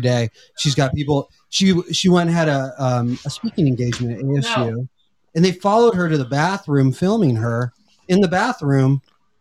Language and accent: English; Arizona, United States; I'm from Arizona.